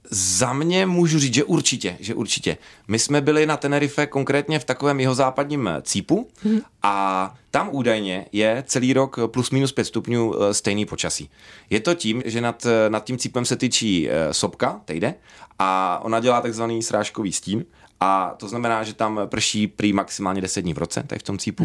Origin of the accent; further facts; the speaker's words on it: Dvůr Králové nad Labem, Hradec Králové Region, Czechia; A já pocházím ze Dvora Králové, což je kousíček do Polska.